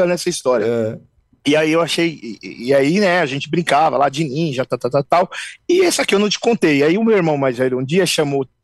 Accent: São Paulo, Brazil; A gente cresceu numa comunidade aqui na Zona Leste ali

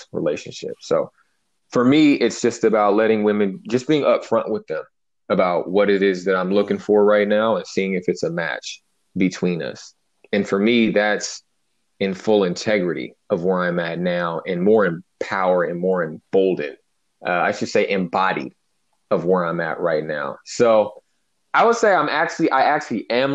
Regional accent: Bay Area, California, United States; moved away as an adult; also born or lived in Santa Barbara; I'm from the Bay Area. I'm from working class, you know, hip hop, baggy jeans

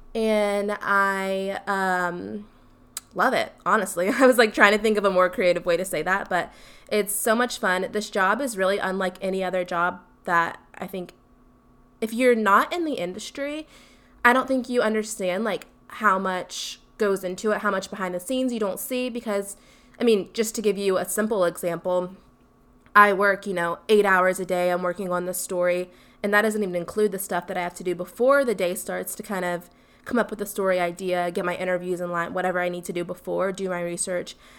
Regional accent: Columbia, South Carolina, United States; I am from Columbia, South Carolina, born and raised

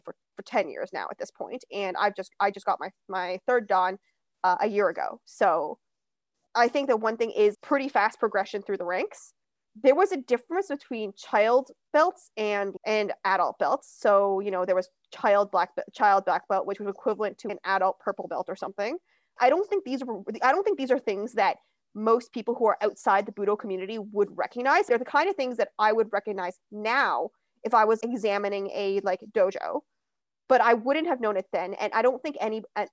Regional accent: Ilderton, Ontario, Canada; also born or lived in London, Ontario; now in Toronto, Canada; I grew up in a small town called Ilderton, Ontario

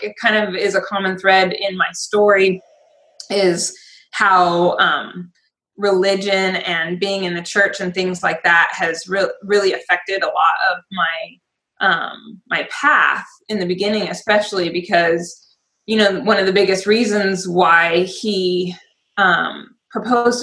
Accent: Spokane, Washington, United States; now in Vancouver, Washington, United States; from Spokane. So I grew up and graduated high school in Spokane

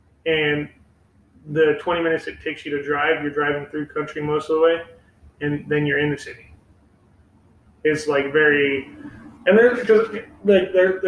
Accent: Bremerton, Washington, United States; moved away as an adult; now in Arizona, United States; I'm from Bremerton

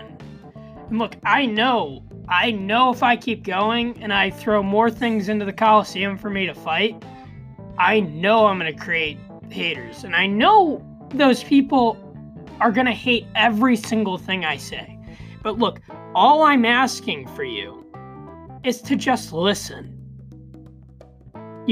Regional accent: United States

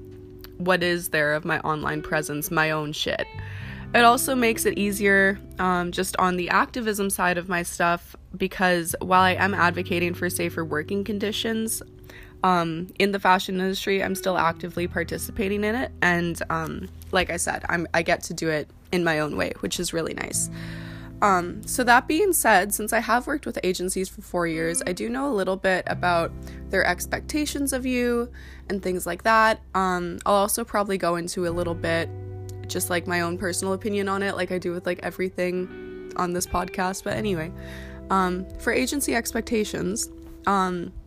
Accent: Canada; also born or lived in Vancouver; I'm from Canada

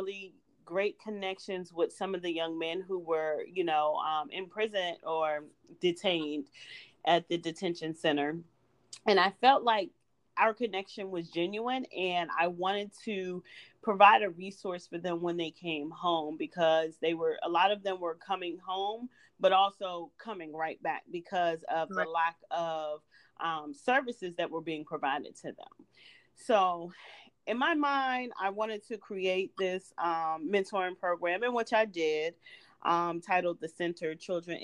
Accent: Washington, District of Columbia, United States; moved away as an adult; also born or lived in Baltimore, Maryland; I am a Washington, D.C. native

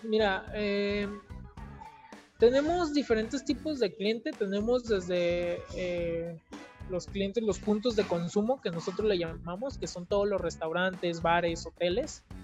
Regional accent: Mexico; nos falta como mexicanos

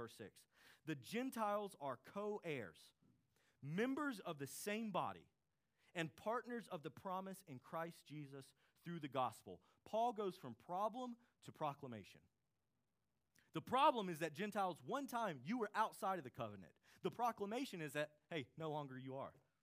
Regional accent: United States; we're American citizens

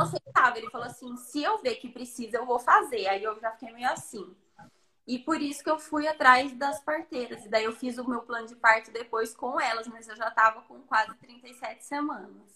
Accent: Itapira, São Paulo, Brazil; Sou de Itapira, interior de São Paulo

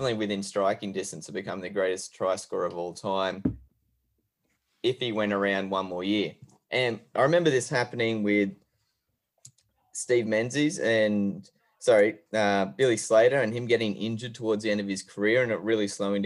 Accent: Queensland, Australia; being a Queenslander

